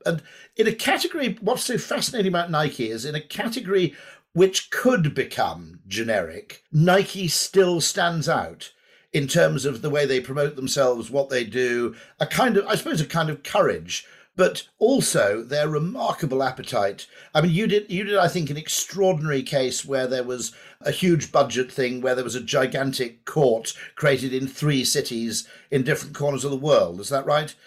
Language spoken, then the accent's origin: English; United Kingdom; watching as a Brit